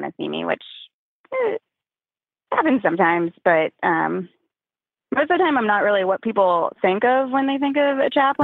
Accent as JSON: {"language": "English", "town": "Boston", "region": "Massachusetts", "country": "United States", "moved": "yes", "said": "So I don't live there now, but I'm originally from the Boston area."}